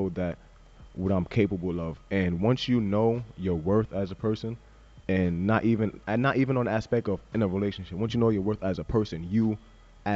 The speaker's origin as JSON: {"language": "English", "region": "New York", "country": "United States", "said": "I'm from New York"}